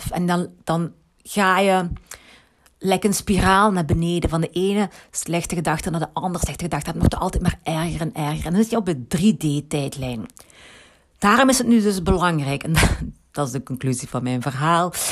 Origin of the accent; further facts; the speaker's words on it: Limburg, Belgium; accent: Limburgish; Ehm, ik heb een Limburgs accent. dat had je al gemerkt.